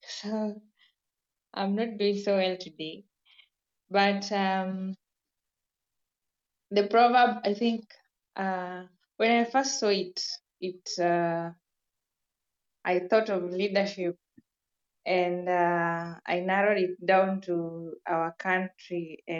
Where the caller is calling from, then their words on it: Kenya; This is …. I'm joining from Kenya.